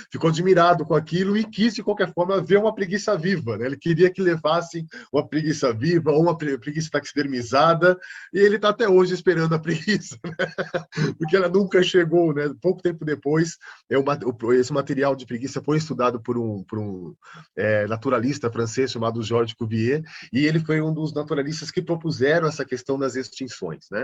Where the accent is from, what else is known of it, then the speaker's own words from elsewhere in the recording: São Paulo, Brazil; Eu fui criado na periferia, né